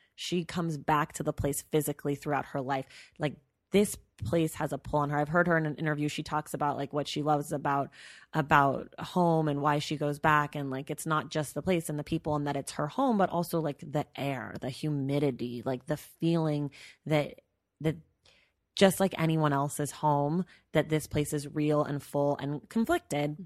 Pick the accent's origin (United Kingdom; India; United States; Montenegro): United States; Bay Area, California; we grew up in the Bay Area